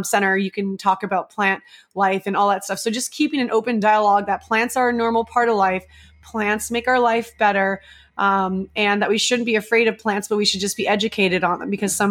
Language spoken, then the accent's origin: English; Marin County, California, United States; now in Orange County, United States; I grew up in Marin County. It's on the other side of the Golden Gate Bridge.